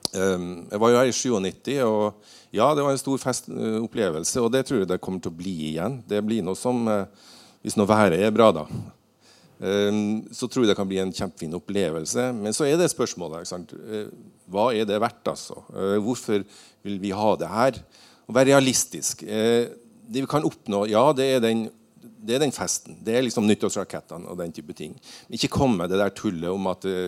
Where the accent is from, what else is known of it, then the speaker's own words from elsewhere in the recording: Northern Norway, Norway; Jeg er nordlending